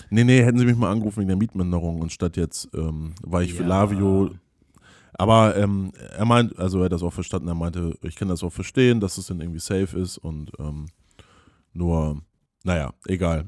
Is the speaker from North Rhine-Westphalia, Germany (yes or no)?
no; a village near Flensburg, Schleswig-Holstein, Germany; ich habe ja da auf dem Dorf gelebt